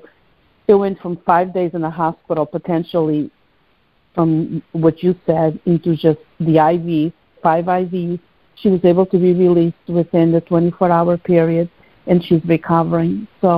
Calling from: New Jersey, United States; Hi, this is … from New Jersey. How are you both?

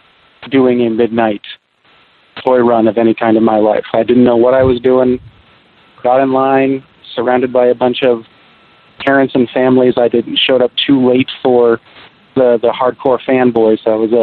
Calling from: Seattle, Washington, United States; Seattle, Washington.

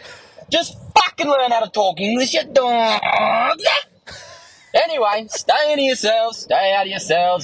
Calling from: Perth, Western Australia, Australia; I'm calling from Perth.

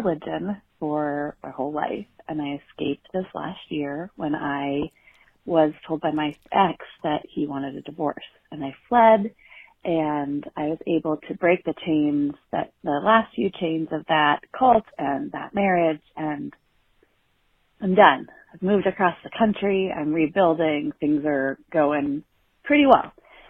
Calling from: San Francisco, California, United States; I'm … calling from San Francisco.

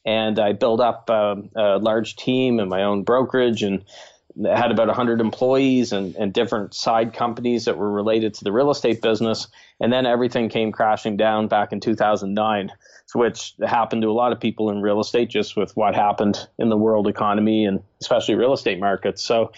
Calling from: Moncton, New Brunswick, Canada; I live in Moncton, New Brunswick, Canada. It's on the east coast of Canada

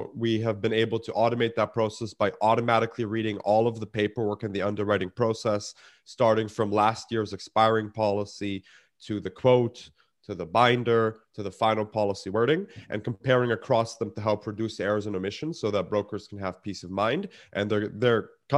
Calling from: Toronto, Ontario, Canada; Snowy Toronto, Canada. We had a nice blanketing of snow.

